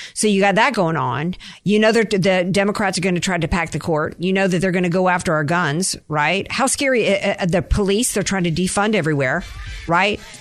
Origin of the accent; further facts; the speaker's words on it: the South, United States; I grew up in the South where where boys used to roll up in their trucks with loaded gun racks in the back.